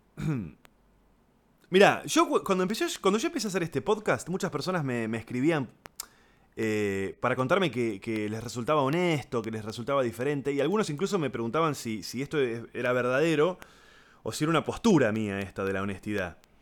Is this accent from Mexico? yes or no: no; Argentina; los que somos de Argentina, Uruguay, Chile